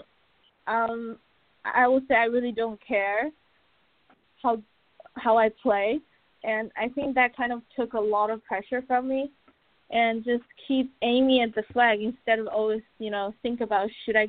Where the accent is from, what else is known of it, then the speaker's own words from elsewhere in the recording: China; now in Orlando, United States; I'm from Asia, I want to go back home to China